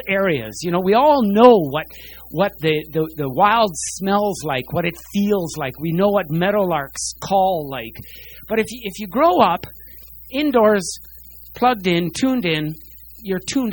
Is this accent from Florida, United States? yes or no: no; New York, United States; moved away as an adult; also born or lived in Medicine Hat, Alberta, Canada; now in Calgary, Canada; I grew up out east in New York. I spent 11 years there from age 6 onward, left just before I would have been drafted to the Vietnam War